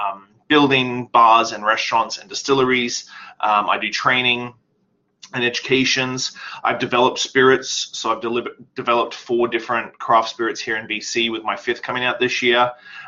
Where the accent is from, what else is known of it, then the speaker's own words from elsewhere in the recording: Australia; now in Canada; And so I moved to Canada in 2006. And left everything behind in Australia. Obviously, I'm not Canadian because of my accent.